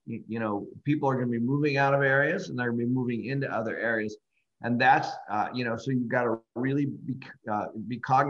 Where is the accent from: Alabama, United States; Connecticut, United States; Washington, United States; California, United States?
Washington, United States; Seattle; moved away; I started managing properties when I grew up in Seattle, and I was doing that in college